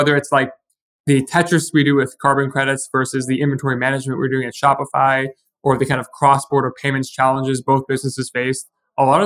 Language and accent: English; New York, United States; moved away as an adult; also born or lived in Montreal, Canada / Ottawa, Canada; I'm originally from New York, but I studied chemical engineering in Montreal